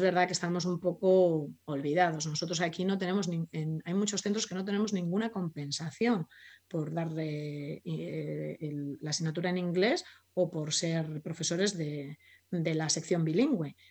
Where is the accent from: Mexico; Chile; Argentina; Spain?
Spain; yo soy español